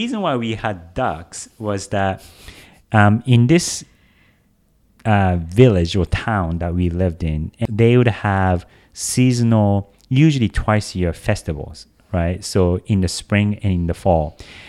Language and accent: English; Japan; also born or lived in Tokyo; I come from Japan. I was born in Tokyo, but pretty quickly after my brother and I, I'm a twin.